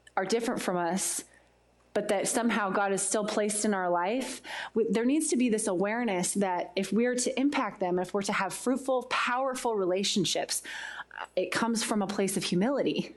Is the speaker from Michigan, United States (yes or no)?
no; Poway, California, United States; I'm from Poway, California